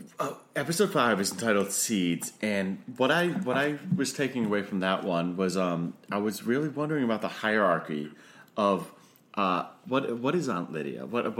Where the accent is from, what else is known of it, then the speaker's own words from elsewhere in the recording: Northeast, United States; I'm from the Northeast, and it's aunt.